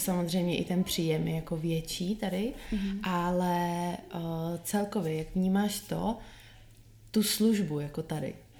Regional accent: Czechia; now in Chicago, United States; z té české povahy

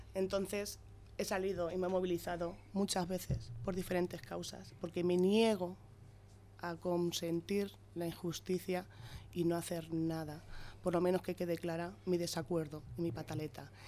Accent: Las Pedroñeras, Castilla-La Mancha, Spain; Yo adoro a mi pueblo, estoy muy orgullosa de ser pedroñera

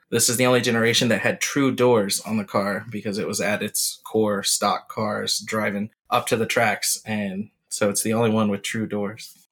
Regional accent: North Carolina, United States; growing up in North Carolina

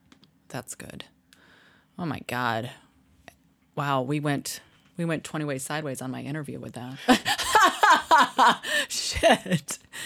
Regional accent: Midwest, United States; moved away as an adult; now in Texas, United States; I'm from the Midwest, right?

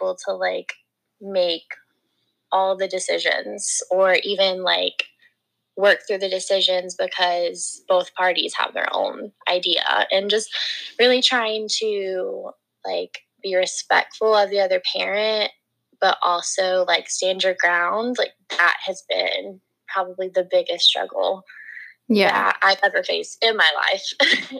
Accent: North Carolina, United States; I'm from North Carolina

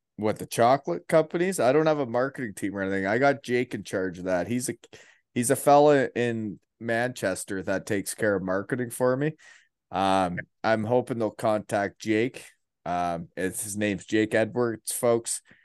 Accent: Elmira, Ontario, Canada; moved away as an adult; now in Kincardine, Canada; I grew up in Elmira

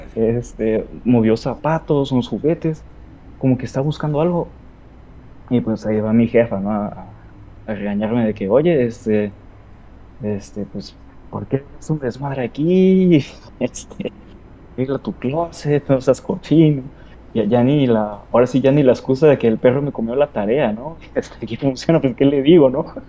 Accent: Sinaloa, Mexico; now in Ciudad Juárez, Mexico; soy originario de Sinaloa, pero ando viviendo acá por un momento.

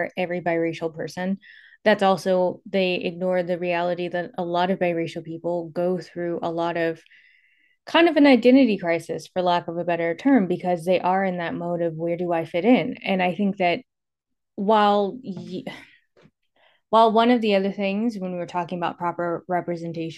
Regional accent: California, United States; moved away as an adult; also born or lived in Atlanta, Georgia; I was born and raised in California, lived in Atlanta for quite a while. Now I'm back in California

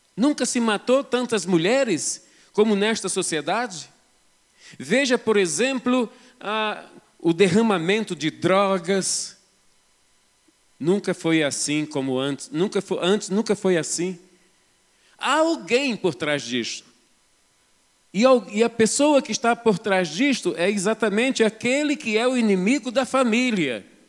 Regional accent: Rio de Janeiro, Brazil; moved away as an adult; now in Belo Horizonte, Brazil; caraca é uma gíria carioca. Eu sou do estado do Rio de Janeiro. Estou aqui em Belo Horizonte, vai fazer 20 anos

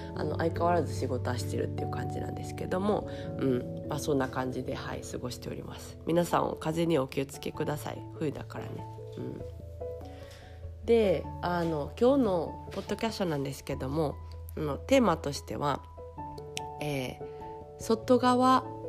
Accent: Osaka, Japan; moved away as an adult; also born or lived in Paris, France; ちっちゃい時から私大阪に住んで

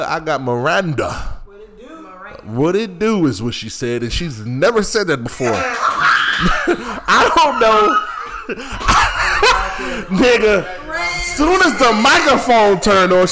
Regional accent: Philadelphia, Pennsylvania, United States; also born or lived in Greensboro, North Carolina; now in Durham, United States; I'm from Philly

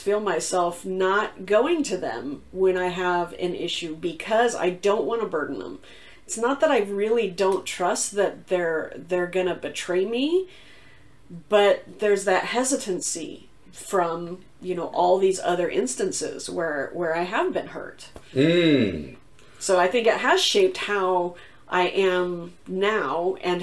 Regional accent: the South, United States; moved away as an adult; I grew up in the South

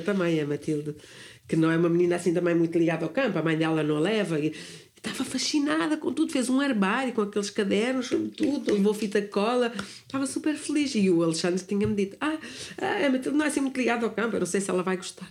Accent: near Sintra, Lisbon, Portugal; moved away as an adult; also born or lived in London, United Kingdom; eu nasci no campo nasci ali perto de Sintra

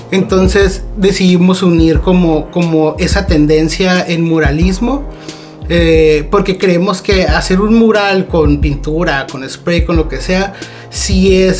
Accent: Mexico; O sea, como mexicana

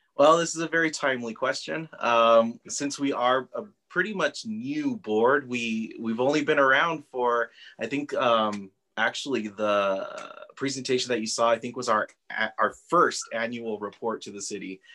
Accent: Socorro, Texas, United States; I'm originally from Socorro, yeah. so my family has been here for generations, right. um, and so we grew up uh, not far from the mission

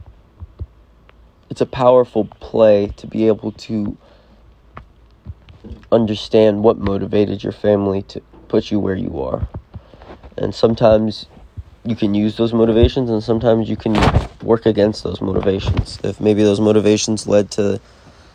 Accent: North Carolina, United States; moved away; I'm originally from North Carolina

